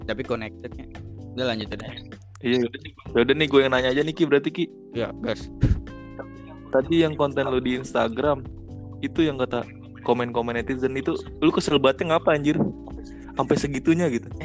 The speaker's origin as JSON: {"language": "Indonesian", "region": "Java", "country": "Indonesia", "said": "Gue orang Jawa nih masalahnya iya, anjir."}